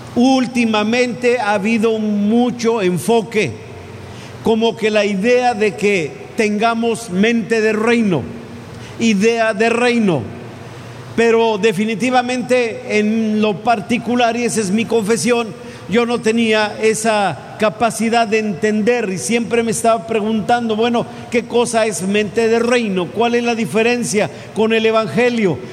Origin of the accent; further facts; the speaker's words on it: Mexico; ya no soy ciudadano estrictamente hablando de, de aquí de México